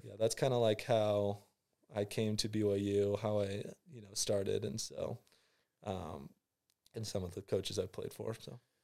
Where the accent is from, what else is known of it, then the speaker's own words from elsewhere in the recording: San Clemente, California, United States; I'm, uh, from San Clemente, California.